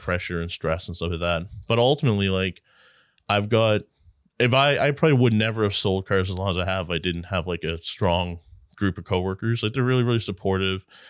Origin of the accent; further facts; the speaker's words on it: Newfoundland and Labrador, Canada; I grew up in Labrador